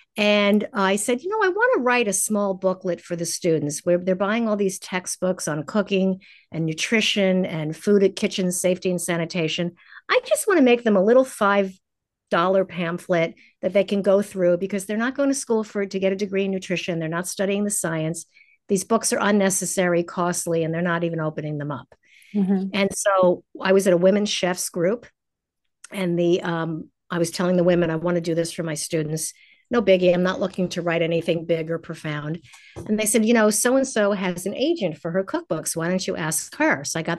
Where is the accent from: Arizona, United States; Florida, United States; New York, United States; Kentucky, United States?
New York, United States; New York City; now in Los Angeles, United States; I moved to Los Angeles. I'm a New Yorker and I always have one foot out the door because I love the pace of big cities.